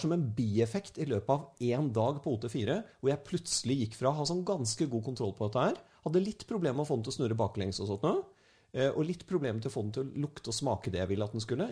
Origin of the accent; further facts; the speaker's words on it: Norway; som en nordmann